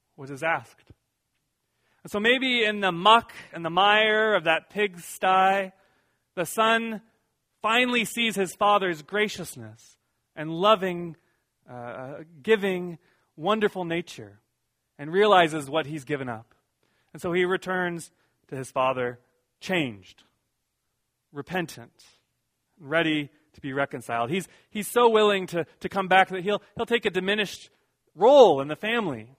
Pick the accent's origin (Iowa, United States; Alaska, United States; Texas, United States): Iowa, United States; moved away; also born or lived in San Diego, California; Now I'm from Iowa